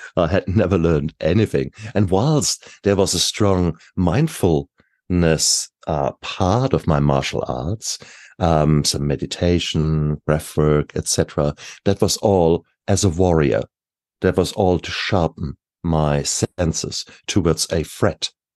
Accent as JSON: {"language": "English", "country": "Germany", "moved": "yes", "said": "I come from Germany."}